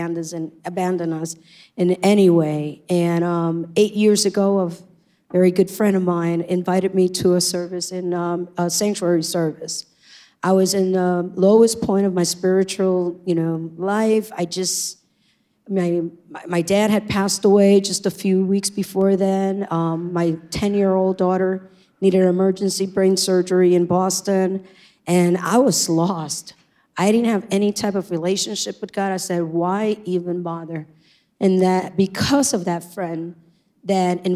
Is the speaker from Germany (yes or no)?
no; Puerto Rico; also born or lived in New York; now in United States; I was born in New York, and when I was 4 years old, I went to live in Puerto Rico where I did all my schooling